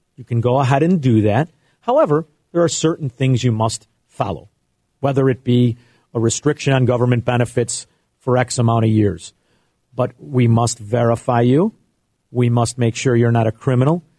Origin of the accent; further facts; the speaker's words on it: United States; we as American capitalists